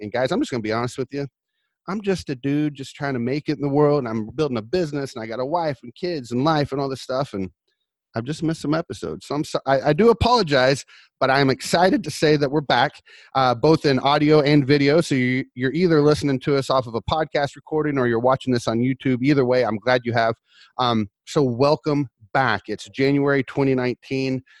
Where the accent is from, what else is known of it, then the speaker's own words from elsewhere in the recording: Orlando, Florida, United States; I'm from Orlando